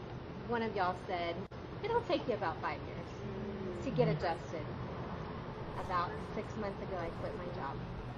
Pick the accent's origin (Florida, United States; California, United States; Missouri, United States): Florida, United States; Orlando; moved away as an adult; now in North Carolina, United States; I grew up in Orlando.